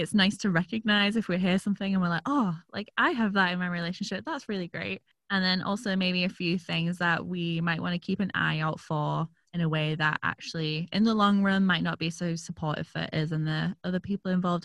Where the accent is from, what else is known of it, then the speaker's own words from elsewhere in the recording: York, Yorkshire and the Humber, United Kingdom; moved away; My hometown, York, has a lot of old stuff.